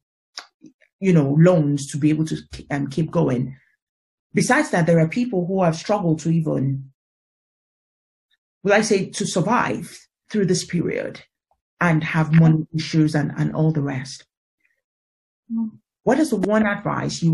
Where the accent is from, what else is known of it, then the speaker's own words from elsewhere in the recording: Nigeria; I'm originally African, I'm originally Nigerian